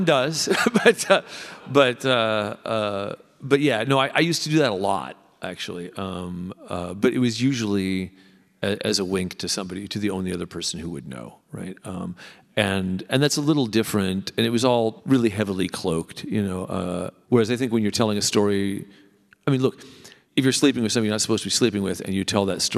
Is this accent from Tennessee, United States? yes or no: no; Southern California, United States; I grew up in Southern California